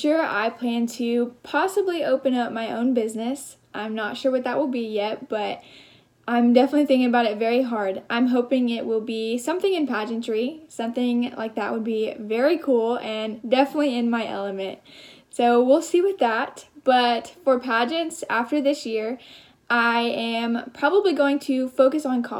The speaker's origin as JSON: {"language": "English", "town": "Knoxville", "region": "Tennessee", "country": "United States", "tie": "born or raised there", "said": "my hometown, which is Knoxville"}